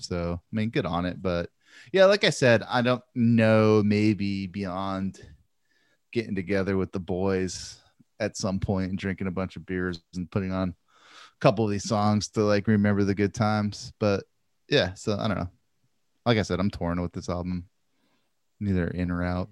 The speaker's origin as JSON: {"language": "English", "town": "Santa Maria", "region": "California", "country": "United States", "tie": "born or raised there", "said": "growing up in Santa Maria"}